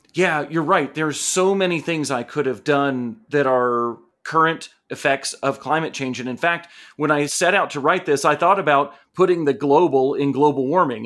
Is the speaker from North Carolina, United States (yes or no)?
yes; Asheville, North Carolina, United States; here in Asheville, in my hometown